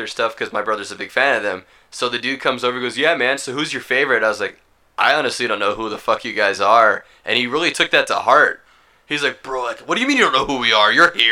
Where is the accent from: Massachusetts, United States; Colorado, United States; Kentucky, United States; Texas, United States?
Texas, United States; we're from Texas